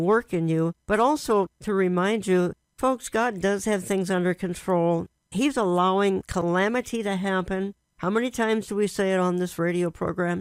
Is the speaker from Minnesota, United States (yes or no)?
yes; Minneapolis, Minnesota, United States; I was raised in Minneapolis, Minnesota, one of the prettiest cities on the face of the earth